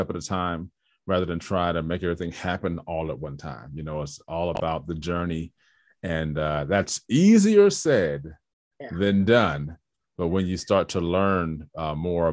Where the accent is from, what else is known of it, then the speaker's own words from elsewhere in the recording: Trenton, New Jersey, United States; I'm born and raised in Trenton, New Jersey